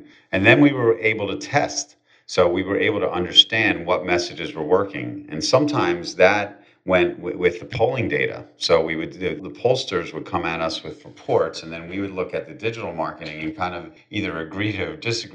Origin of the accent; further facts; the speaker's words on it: Philadelphia, Pennsylvania, United States; I'm born and raised in Philadelphia, PA